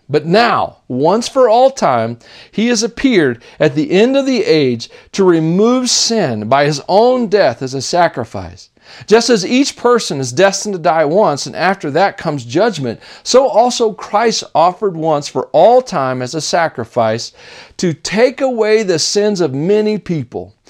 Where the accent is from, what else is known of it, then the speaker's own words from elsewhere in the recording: Tennessee, United States; accent: Southern; When I was a kid, I grew up in Tennessee, and that's why I sound Southern a lot